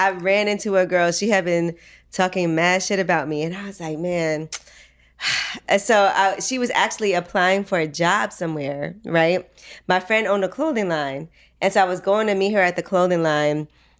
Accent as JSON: {"language": "English", "town": "Philadelphia", "region": "Pennsylvania", "country": "United States", "tie": "born or raised there", "said": "I was born at Chestnut Hill Hospital in Philadelphia."}